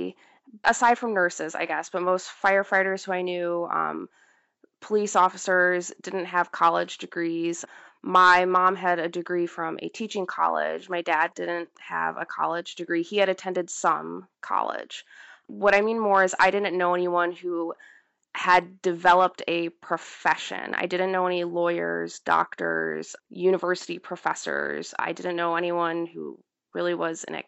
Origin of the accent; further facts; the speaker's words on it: Midwest, United States; most of the people in the area that I grew up in the Midwest, were either police officers or firemen